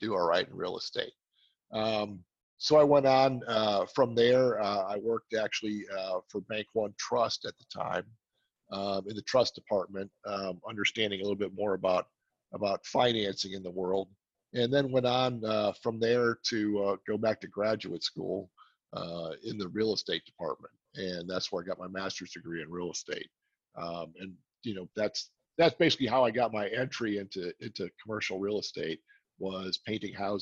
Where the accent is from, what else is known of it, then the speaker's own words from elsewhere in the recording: Milwaukee, Wisconsin, United States; moved away as an adult; also born or lived in Atlanta / Florida; now in Texas, United States; I'm from Wisconsin originally, in the Milwaukee area, and spent my first 30 years in Wisconsin